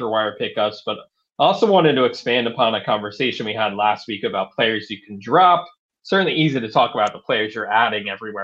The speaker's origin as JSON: {"language": "English", "country": "United States", "tie": "born or raised there", "said": "I grew up outside Washington, D.C."}